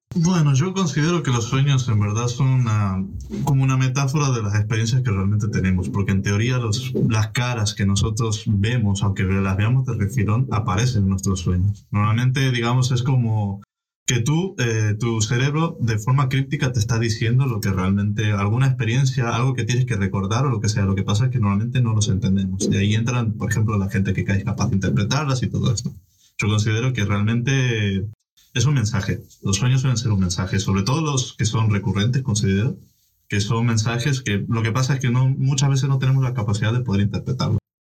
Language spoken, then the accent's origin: Spanish; Argentina; moved away; Yo vengo de Argentina, una zona bastante, eh, con bastante delincuencia y demás